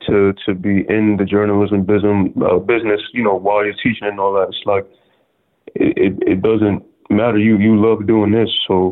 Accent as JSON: {"language": "English", "town": "New York City", "region": "New York", "country": "United States", "tie": "born or raised there", "also_born_or_lived": "Canarsie, Brooklyn", "said": "I'm from, I was born in Canarsie, and then I moved to the East when I was about 2 years old. So I would technically say that I'm from East New York, but, I would say Canarsie and East New York."}